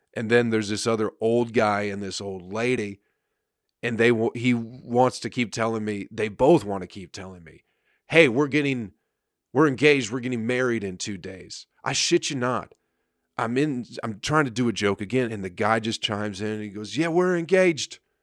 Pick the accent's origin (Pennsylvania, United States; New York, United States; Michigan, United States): Michigan, United States; I'm from Michigan